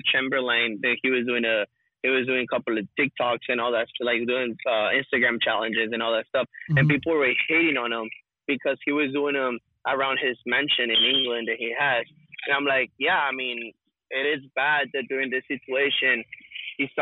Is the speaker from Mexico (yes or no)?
yes; Monterrey, Nuevo León, Mexico; where I'm from Monterrey.